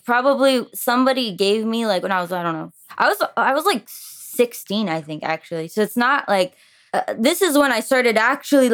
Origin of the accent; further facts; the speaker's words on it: Florida, United States; first language French; English is a second language; also born or lived in Montreal, Quebec, Canada; We moved to Florida with me and my mom, very spontaneous, when I was like, 3 or 4, I think 4